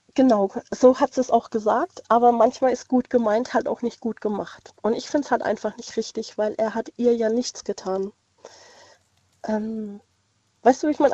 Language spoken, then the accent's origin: German; Landau in der Pfalz, Rhineland-Palatinate, Germany; Ich bin aus Landau in der Pfalz.